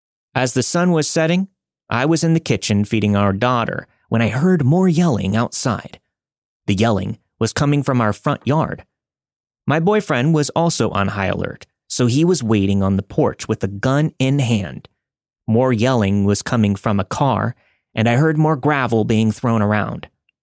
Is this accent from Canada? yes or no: yes; Canada; now in Calgary, Canada; I'm a Canadian living in Calgary, Alberta.